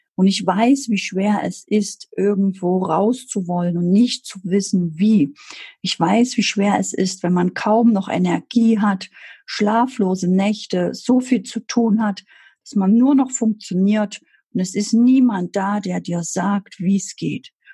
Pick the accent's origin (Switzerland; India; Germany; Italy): Germany; Ich bin 1978 in der DDR geboren. Ich bin also aufgewachsen in einem System, wo ich mich nicht wohlfühlte.